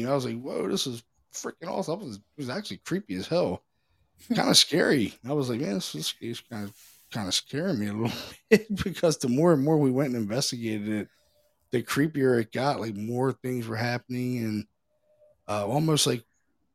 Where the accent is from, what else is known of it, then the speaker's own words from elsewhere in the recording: Baltimore, Maryland, United States; now in Pennsylvania, United States; I'm from Baltimore originally. I moved to Pennsylvania 20 years ago